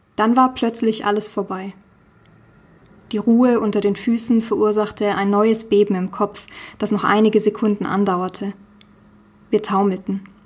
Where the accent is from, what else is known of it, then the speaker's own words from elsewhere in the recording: Nuremberg, Bavaria, Germany; ich bin in einem Vorort von Nürnberg tatsächlich aufgewachsen